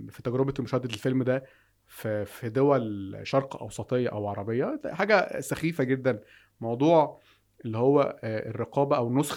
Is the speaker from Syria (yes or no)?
no; Egypt; احنا دايما في مصر كان عندنا الرقيب فنان